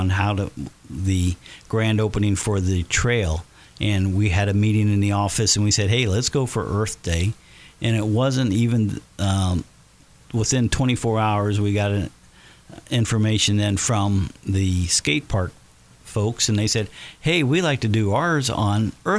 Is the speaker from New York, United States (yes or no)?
no; Batesville, Indiana, United States; as a kid growing up in Batesville